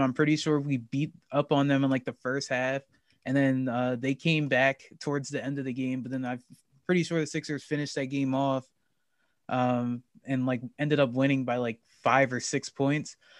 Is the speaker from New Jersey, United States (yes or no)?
yes; New Jersey, United States; I'm from New Jersey, so I live about forty minutes